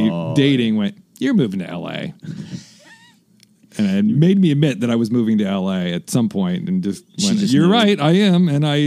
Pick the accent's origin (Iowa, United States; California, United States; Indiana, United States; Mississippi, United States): Iowa, United States; Iowa City; moved away as an adult; also born or lived in Phoenix, Arizona; now in Los Angeles, United States; I was born in and grew up in Iowa City, Iowa, which is the University of Iowa. That's its home base. So it's a college town. So it's not like any other part of Iowa, except for maybe Ames, Iowa, which is Iowa State